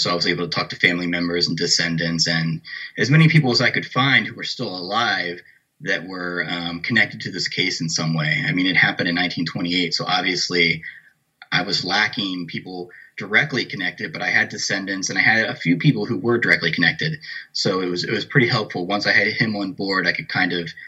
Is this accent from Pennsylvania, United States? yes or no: yes; York, Pennsylvania, United States; where I grew up in New York, Pennsylvania